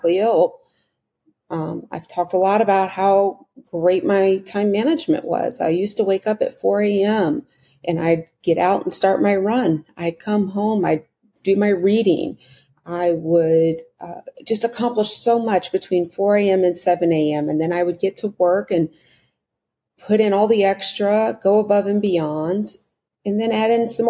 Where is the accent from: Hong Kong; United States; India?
United States; my being an American